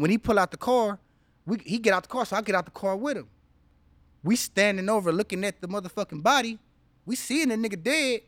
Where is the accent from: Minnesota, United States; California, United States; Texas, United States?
California, United States; Los Angeles; also born or lived in Inland Empire, California; I grew up on a street called Barrendo